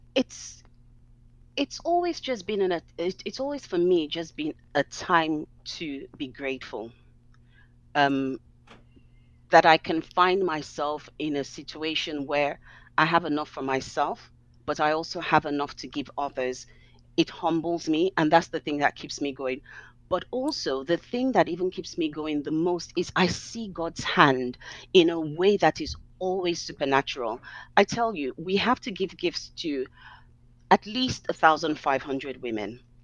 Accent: Nigeria; now in London, United Kingdom; growing up in Nigeria

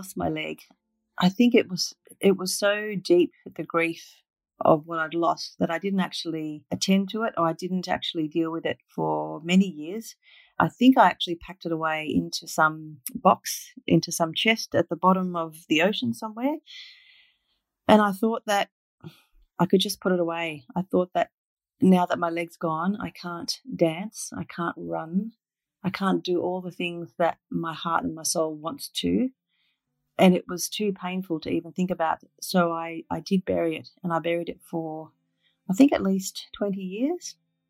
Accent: Papua New Guinea; also born or lived in Northern Territory, Australia; was actually born in Papua New Guinea on the very north coast. My father was a missionary pilot, and we grew up in Papua New Guinea and also in Northern Territory in Australia.

